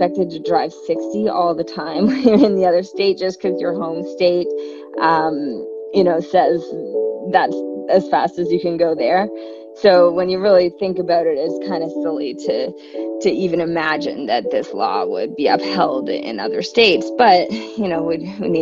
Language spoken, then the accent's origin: English; Canada; I'm from Canada